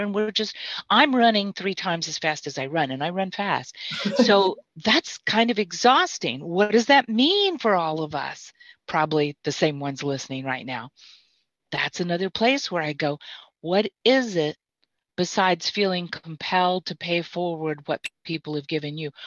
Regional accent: Mississippi, United States; I'm from Mississippi

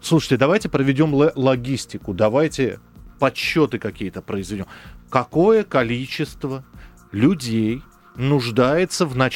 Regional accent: Moscow, Russia; Вот я коренной москвич, у меня 4 поколения людей, которые из э, Смоленской губернии приехали сюда.

